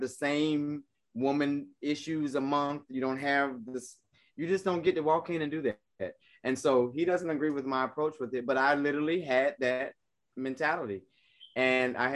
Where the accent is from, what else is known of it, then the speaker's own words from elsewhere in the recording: South Carolina, United States; moved away; I'm originally from South Carolina.